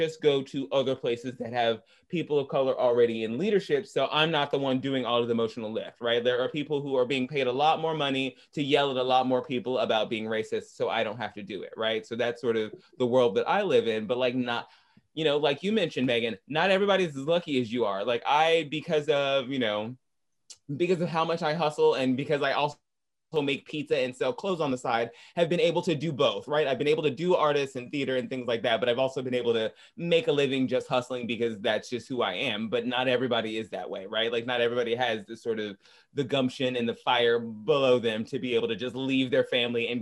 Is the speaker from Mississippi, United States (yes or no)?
no; Arkansas, United States; I'm from Arkansas